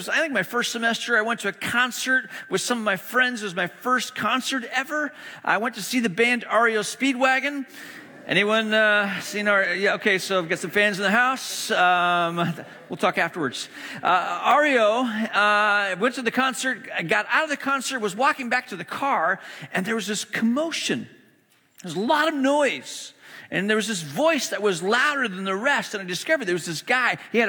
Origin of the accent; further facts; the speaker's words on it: China; moved away as an adult; also born or lived in Hong Kong / Malaysia; now in United States; I grew up in the East. I grew up in China and Hong Kong, and went to boarding school in Malaysia, elementary school, middle school, high school, spent overseas, moved to the U.S. For college.